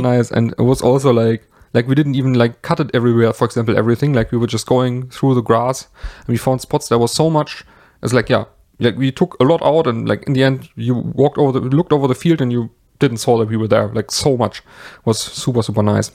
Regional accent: Germany; I am from Germany

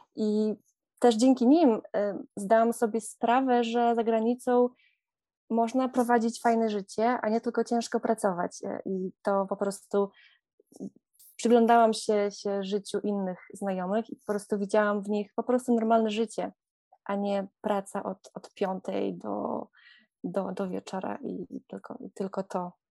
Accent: Podlaskie Voivodeship, Poland; moved away as an adult; now in Netherlands; pochodzę z pięknego regionu Polski i Podlasie jest dla mnie bardzo magiczne

